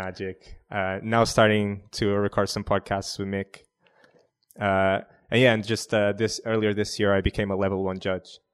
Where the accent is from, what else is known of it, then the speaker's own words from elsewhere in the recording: Portugal; I'm from, uh, I'm from Portugal.